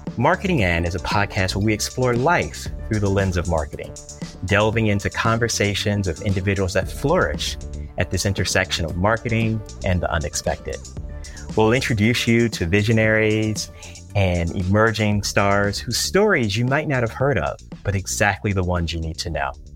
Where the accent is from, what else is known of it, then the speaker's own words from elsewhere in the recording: Washington, District of Columbia, United States; my hometown of Washington, D C